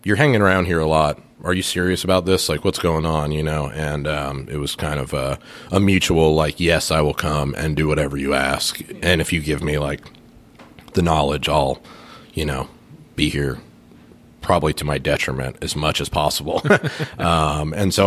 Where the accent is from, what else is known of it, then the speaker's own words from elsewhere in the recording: Phoenix, Arizona, United States; I was born in Phoenix, Arizona, so I'm kind of a desert kid at heart